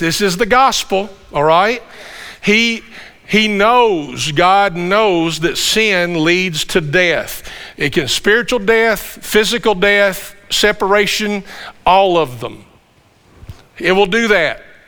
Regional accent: Campbellsville, Kentucky, United States; we're from the Campbellsville area. This is home for us

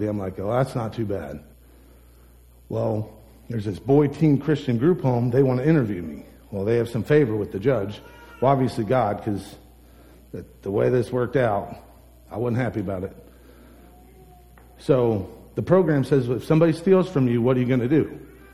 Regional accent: United States; I'm from Holmes County

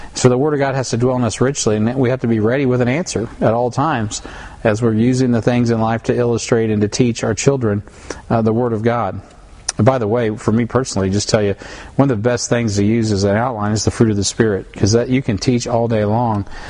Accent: United States; I'm an American

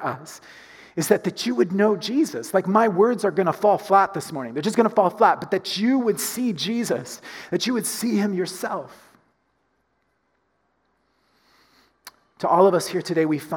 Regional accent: United States; as an American

